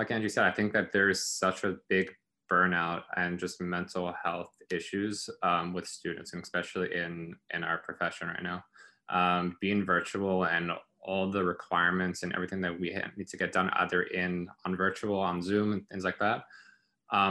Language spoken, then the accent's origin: English; South Africa; moved away; I'm originally from South Africa